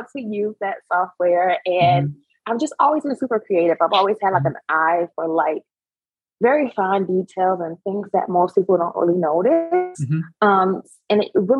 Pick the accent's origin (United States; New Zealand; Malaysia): United States; Savannah, Georgia; now in Charlotte, United States; I am originally from Savannah, Georgia, currently located and focusing on Charlotte, North Carolina